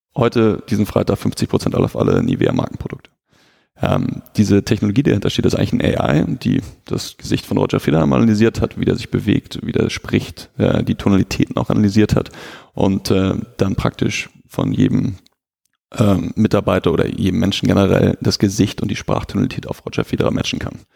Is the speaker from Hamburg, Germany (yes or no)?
yes; Hamburg, Germany; als Hamburger haben wir